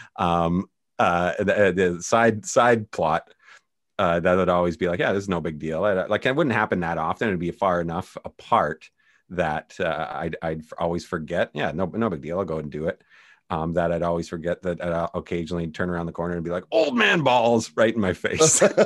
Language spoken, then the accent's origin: English; Canada; I'm Canadian